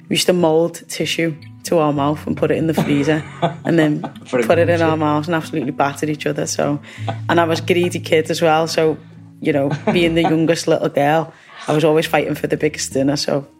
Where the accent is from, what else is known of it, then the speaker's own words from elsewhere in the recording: Liverpool, North West England, United Kingdom; I grew up in Toxteth in the 80s, just after the Toxteth riots. I come from a massive family.